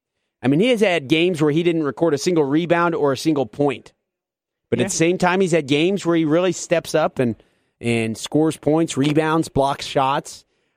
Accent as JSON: {"language": "English", "town": "Louisville", "region": "Kentucky", "country": "United States", "tie": "born or raised there", "said": "growing up in the Louisville area, led me to being a Pacers fan. There's a lot of Pacers fans around here"}